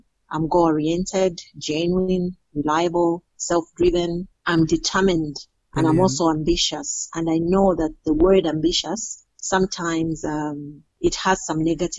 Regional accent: Mukira, Copperbelt Province, Zambia; also born or lived in Kitwe, Zambia; I was born in Kitwe and I grew up in Mukira on the Copper Belt province, where I spent most of my formative years.

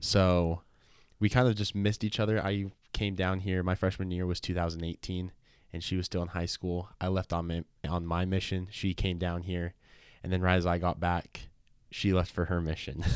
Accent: Sandy, Utah, United States; So I'm from Sandy, Utah. I grew up there my whole life, born and raised there.

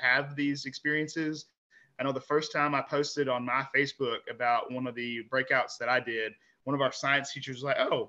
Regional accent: Kentucky, United States; I'm from Kentucky

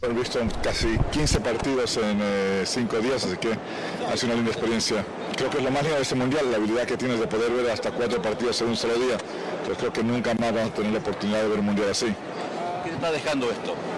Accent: Bolivia

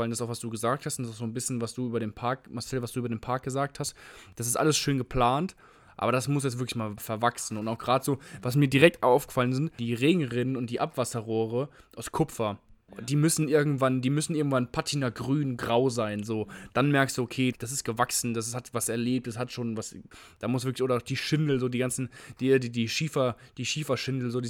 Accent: Frankfurt, Hesse, Germany; ich komme aus Frankfurt und teilweise von meinem Opa und von meinem Vater erzählt bekommen, wie, wie toll das war, diese Altstadt, die verwinkelten Gassen und die alten Häuser

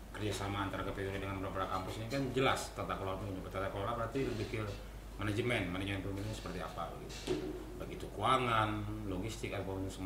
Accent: Kalimantan, Indonesia; now in Manado, Indonesia; Paling kalau untuk kendala kemarin memang karena saya dari Kalimantan kan

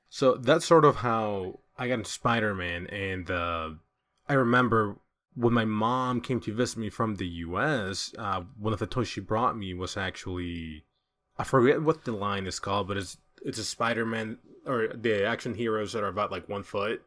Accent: El Salvador; English is a second language; moved away; I'm from El Salvador

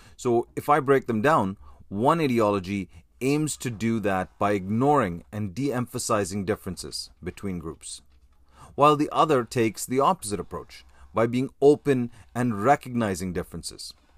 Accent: Canada

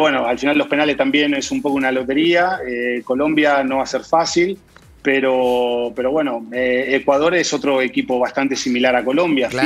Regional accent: Arrecifes, Buenos Aires Province, Argentina; en Arrecifes, de donde soy

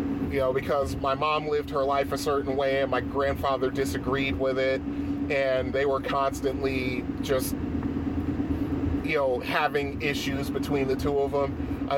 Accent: Bridgeport, Connecticut, United States; arcades and stuff that I grew up with in Bridgeport

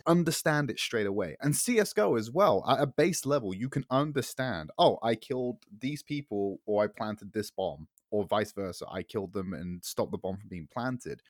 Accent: United Kingdom; I'm filthy Brit

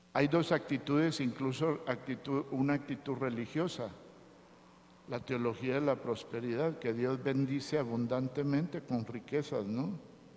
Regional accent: Teculután, Zacapa, Guatemala; Dicen que no soy de aquí, soy de Zacapa, de Teculután, de un pueblito.

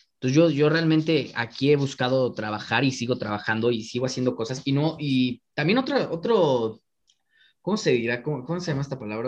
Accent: Mexico City, Mexico; En la Benito Juárez, soy de la Benito Juárez.

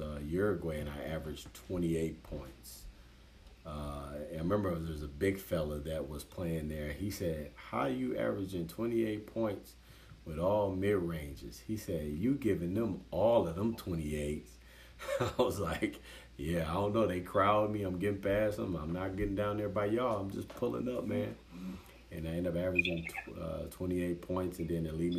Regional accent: United States

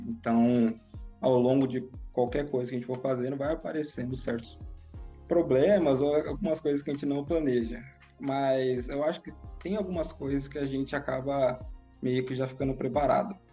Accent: São Paulo, Brazil; eu cresci e sou de São Paulo

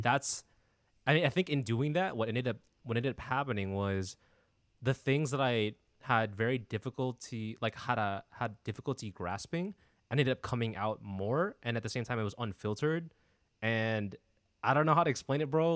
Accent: San Diego, California, United States; born and raised in, uh, sunny San Diego

